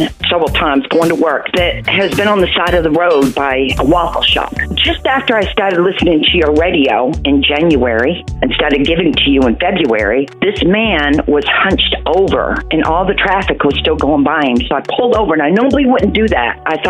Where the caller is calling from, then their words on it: Panama City, Florida, United States; Panama City, Florida.